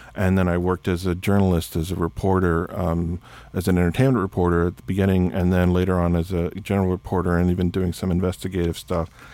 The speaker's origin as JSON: {"language": "English", "region": "South Texas", "country": "United States", "tie": "born or raised there", "said": "growing up in South Texas"}